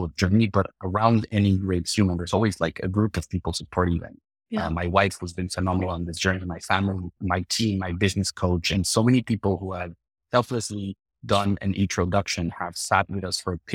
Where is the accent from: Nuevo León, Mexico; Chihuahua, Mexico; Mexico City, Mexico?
Mexico City, Mexico; moved away; I'm from Mexico City.